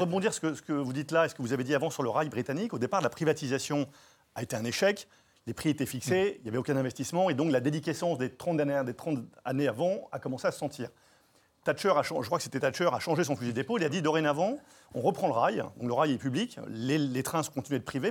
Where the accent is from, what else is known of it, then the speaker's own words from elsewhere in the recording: France; en tant que français